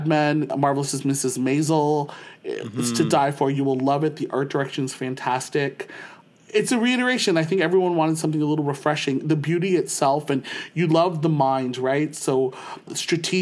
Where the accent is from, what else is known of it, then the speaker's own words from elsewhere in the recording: St. Catharines, Ontario, Canada; moved away as an adult; now in Ottawa, Canada; born and raised in St. Catharines, Ontario, and now living in our nation's capital of Ottawa